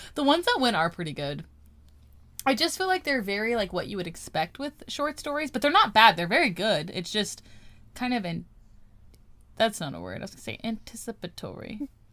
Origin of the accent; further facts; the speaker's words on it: California, United States; we're Californian. Apparently, we don't say T's